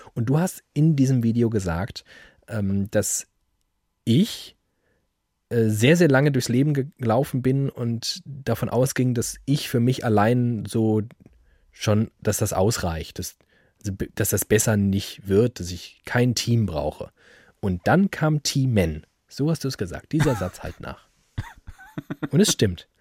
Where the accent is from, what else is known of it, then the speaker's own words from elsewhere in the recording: Frankfurt, Germany; ich komme aus Frankfurt